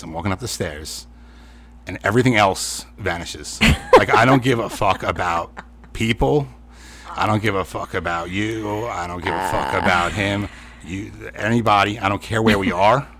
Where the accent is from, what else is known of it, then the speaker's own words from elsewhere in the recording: New York, United States; we're from New York. And second of all, we're Italian